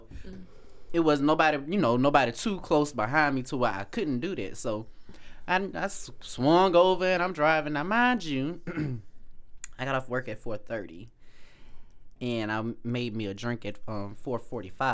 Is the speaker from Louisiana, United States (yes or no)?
yes; Alexandria, Louisiana, United States; I'm from Alexandria, Louisiana